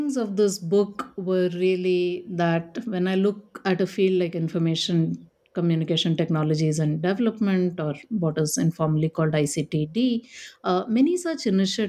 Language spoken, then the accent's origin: English; Delhi, India; now in Bangalore, India; I was born in Delhi in India